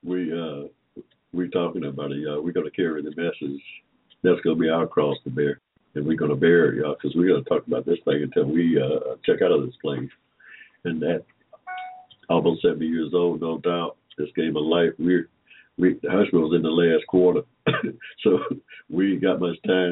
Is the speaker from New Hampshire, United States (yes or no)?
no; Henry County, Georgia, United States; also born or lived in Atlanta, Georgia; We was born here in Georgia in 1945. Without, I like to say, in Henry County, Georgia, y'all, right in the middle of a cotton field.